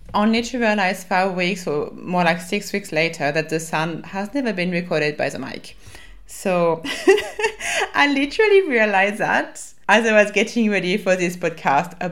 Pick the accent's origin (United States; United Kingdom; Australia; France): France; accent: French; my French accent